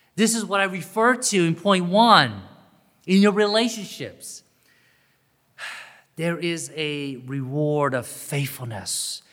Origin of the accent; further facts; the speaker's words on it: Augusta, Georgia, United States; growing up in Augusta, Georgia